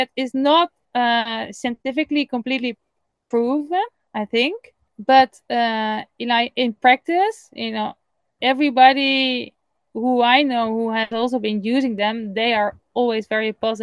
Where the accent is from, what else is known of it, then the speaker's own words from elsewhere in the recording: Netherlands; English is a second language; moved away as an adult; now in Catalonia, Spain; I am from the Netherlands